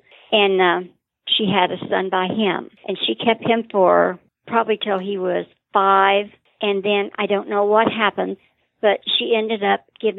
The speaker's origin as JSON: {"language": "English", "town": "Terre Haute", "region": "Indiana", "country": "United States", "tie": "born or raised there", "said": "I was born in Terre Haute, Indiana at Union Hospital, and I have lived here all of my life except for about a year and a half, and all of my children have been born at Union Hospital in Terre Haute. It's not a real big town."}